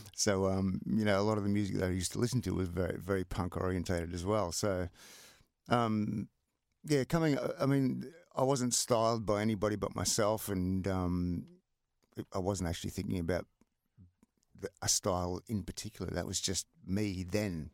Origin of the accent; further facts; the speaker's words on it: Melbourne, Victoria, Australia; moved away; also born or lived in Sydney; living in a block of flats in Collingwood